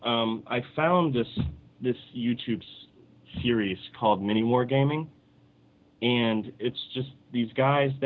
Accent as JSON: {"language": "English", "town": "Detroit", "region": "Michigan", "country": "United States", "tie": "born or raised there", "also_born_or_lived": "Southwest Florida", "moved": "yes", "lives_now": "Florida, United States", "said": "I grew up in Detroit, and I lived behind a comic shop"}